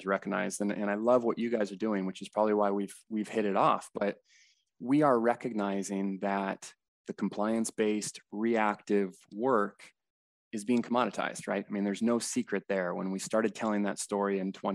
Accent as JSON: {"language": "English", "town": "San Diego", "region": "California", "country": "United States", "tie": "born or raised there", "said": "Born and raised in San Diego, still located here"}